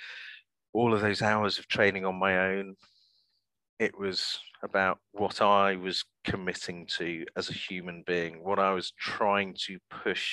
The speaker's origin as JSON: {"language": "English", "town": "Manchester", "region": "North West England", "country": "United Kingdom", "tie": "born or raised there", "moved": "yes", "lives_now": "London, United Kingdom", "said": "I was brought up in Manchester"}